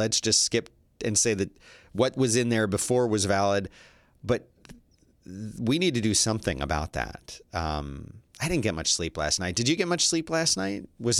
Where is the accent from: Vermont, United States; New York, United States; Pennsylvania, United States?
Pennsylvania, United States; Philadelphia; and I'm from Philly, of course